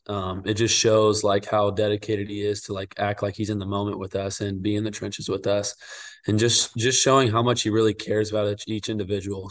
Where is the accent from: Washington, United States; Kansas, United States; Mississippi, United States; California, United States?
Kansas, United States; Wichita; I'm originally from Wichita, Kansas, and my dad played at Wichita State. So my favorite team growing up was the Shockers